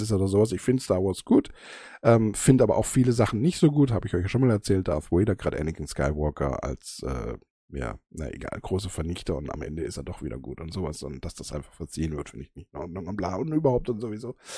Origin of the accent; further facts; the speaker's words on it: Germany; bei uns in Deutschland